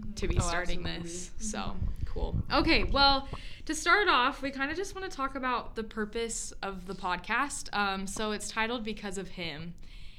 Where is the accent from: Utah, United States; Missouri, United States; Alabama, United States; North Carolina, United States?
Utah, United States; Logan; I'm from Logan, Utah